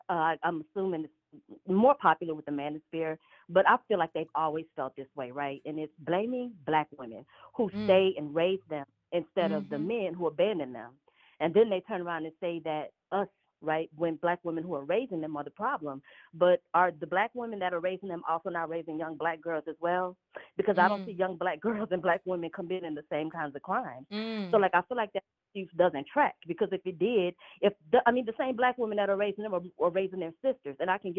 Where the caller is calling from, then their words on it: Los Angeles, California, United States; I am calling from L.A. I'm in Los Angeles.